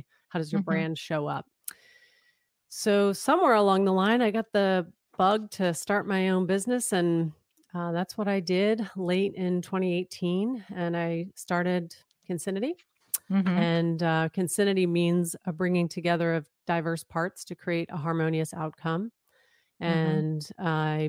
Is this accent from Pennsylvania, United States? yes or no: yes; Pennsylvania, United States; So a little bit on my background. I was raised outside Philadelphia.